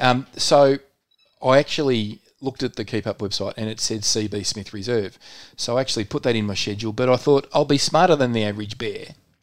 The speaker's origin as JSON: {"language": "English", "town": "Melbourne", "region": "Victoria", "country": "Australia", "tie": "born or raised there"}